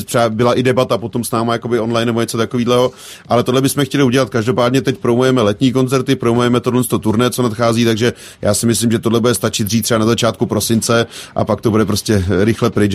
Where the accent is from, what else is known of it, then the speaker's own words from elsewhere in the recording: Kutná Hora, Central Bohemian Region, Czechia; u nás v Kutnohoře nic jiného nebylo